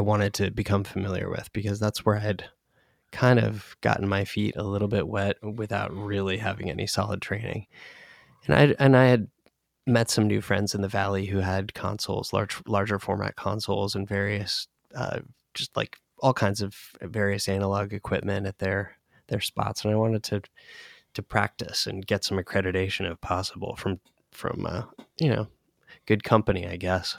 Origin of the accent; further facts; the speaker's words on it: Northern Virginia, United States; moved away; we grew up in Northern Virginia